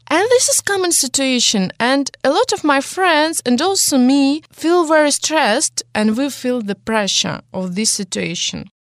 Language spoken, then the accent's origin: English; Russia; English is a second language; I was born in Russia